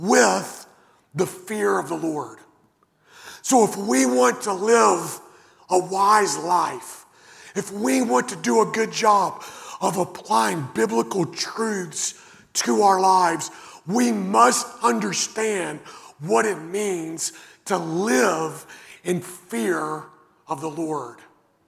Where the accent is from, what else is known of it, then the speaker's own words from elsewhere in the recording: Western Kentucky, United States; I grew up in Western Kentucky, and the house that I grew up in didn't have central air conditioning or heating